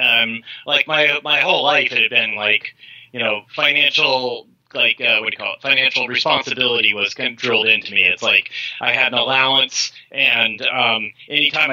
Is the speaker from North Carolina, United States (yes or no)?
no; California, United States; I was from California